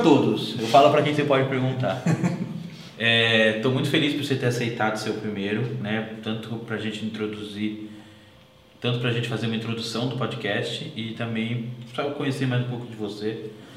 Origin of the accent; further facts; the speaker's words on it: Atibaia, São Paulo, Brazil; a gente nasceu em Atibaia